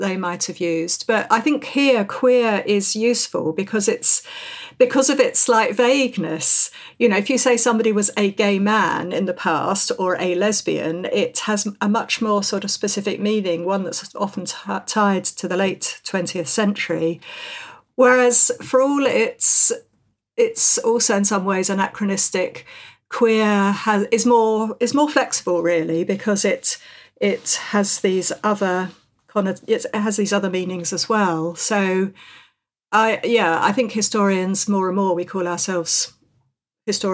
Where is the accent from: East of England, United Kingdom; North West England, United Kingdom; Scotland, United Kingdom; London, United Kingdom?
London, United Kingdom; moved away as an adult; also born or lived in the north of England; although I'm a Londoner, I've worked in the north for many, many years